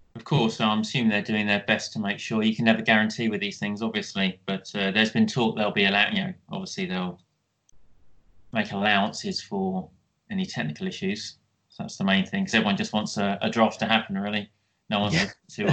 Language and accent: English; Kent, South East England, United Kingdom; growing up in Kent